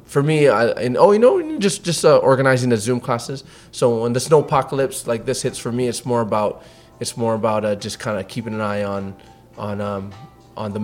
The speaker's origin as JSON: {"language": "English", "town": "Waimea", "region": "Hawaii", "country": "United States", "tie": "born or raised there", "also_born_or_lived": "Los Angeles", "moved": "yes", "lives_now": "Texas, United States", "said": "I grew up in Waimea on the Big Island of Hawaii."}